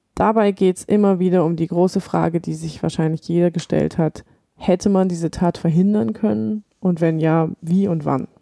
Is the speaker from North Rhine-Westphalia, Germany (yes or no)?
no; Rottenburg am Neckar, Baden-Württemberg, Germany; Ja, ich war 17, als das passiert ist. Und ich bin bei Tübingen zur Schule gegangen in Rottenburg